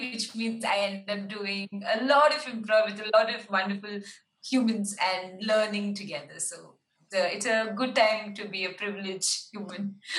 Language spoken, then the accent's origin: English; Bangalore, Karnataka, India; I'm from Bangalore, India, the southern part of Indian subcontinent.